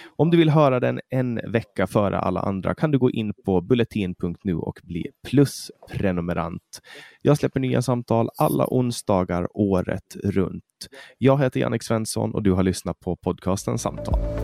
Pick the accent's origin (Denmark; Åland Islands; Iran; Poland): Åland Islands; moved away as an adult; now in Sweden; Jag är ju finsk medborgare och jag är född och uppvuxen på Åland